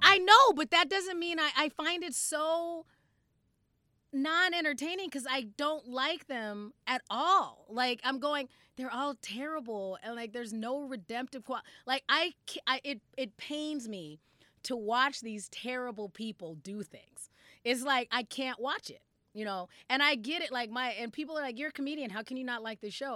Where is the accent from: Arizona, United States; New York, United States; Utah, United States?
Arizona, United States; now in Minnesota, United States; I was also growing up in Arizona